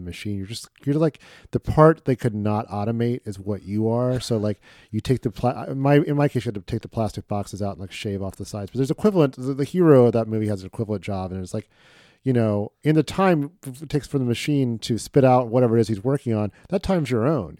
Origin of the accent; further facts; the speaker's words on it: Midwest, United States; a Midwesterner